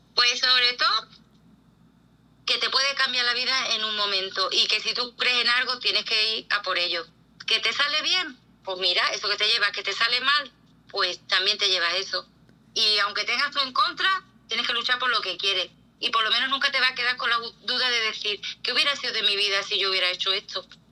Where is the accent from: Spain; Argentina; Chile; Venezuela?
Spain; yo soy una mujer española